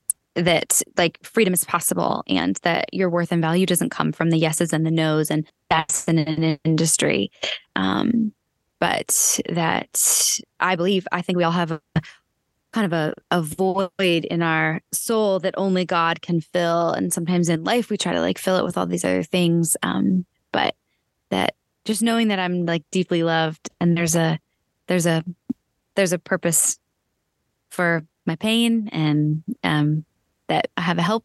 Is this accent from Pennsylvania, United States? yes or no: yes; Erie, Pennsylvania, United States; I'm from Erie, PA.